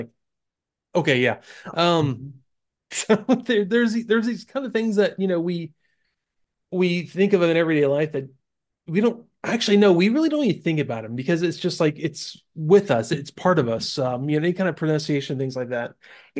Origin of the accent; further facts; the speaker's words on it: Florida, United States; I say it's because she's from Oregon and I'm from Florida, and people in the South, especially the Southeast, are so much different than people anywhere else in the U.S.